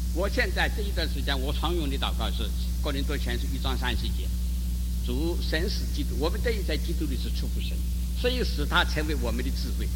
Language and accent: Chinese; China; 我们中国人